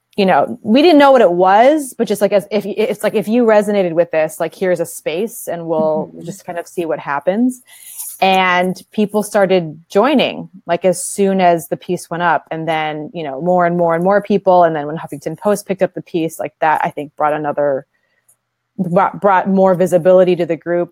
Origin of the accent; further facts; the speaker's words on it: Detroit suburbs, Michigan, United States; I grew up in the Midwest. I was uh, one of very few Asian Americans in my Detroit suburban community.